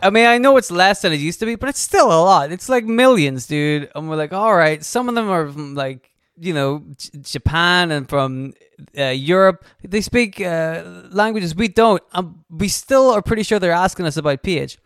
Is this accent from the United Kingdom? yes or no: yes; United Kingdom; We are also from the United Kingdom, although not from the country she is from